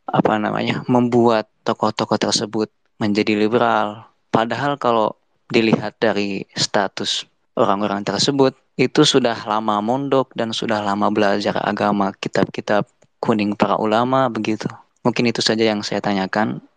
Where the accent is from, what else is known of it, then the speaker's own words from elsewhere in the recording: Bandung, West Java, Indonesia; asal dari Bandung.